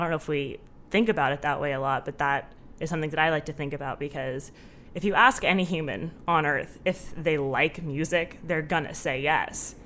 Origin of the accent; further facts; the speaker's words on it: Southern California, United States; moved away as an adult; now in Chicago, United States; I grew up in Southern California, um, with my mom, my dad, my two sisters